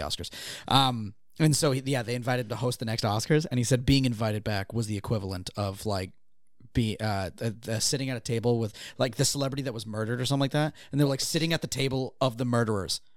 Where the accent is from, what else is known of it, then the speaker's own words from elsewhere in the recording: Gloucester, Massachusetts, United States; my hometown was also like a, um, uh, like a getaway for a lot of celebrities